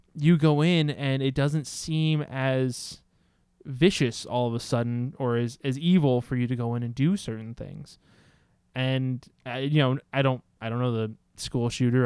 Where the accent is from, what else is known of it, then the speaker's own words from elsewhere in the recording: United States; as American society